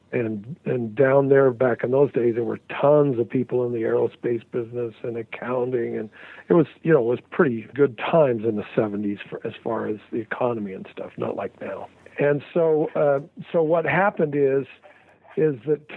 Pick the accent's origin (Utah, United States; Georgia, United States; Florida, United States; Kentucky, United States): Utah, United States; Salt Lake City; moved away as an adult; also born or lived in Hollywood, California; I'm from Salt Lake